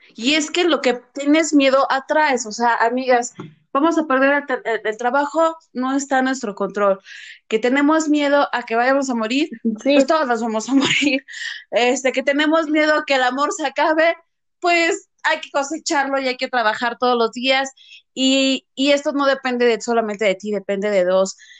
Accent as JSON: {"language": "Spanish", "country": "Mexico", "also_born_or_lived": "Morelia", "said": "somos mexicanos"}